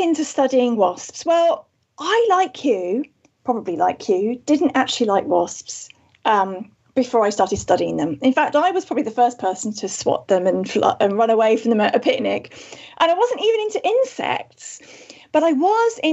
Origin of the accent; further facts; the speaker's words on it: Wales, United Kingdom; I am indeed from Wales